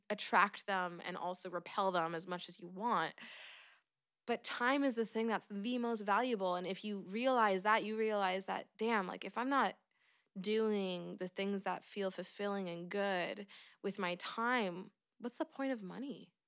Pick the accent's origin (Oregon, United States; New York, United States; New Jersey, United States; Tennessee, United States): Oregon, United States; born and raised in Oregon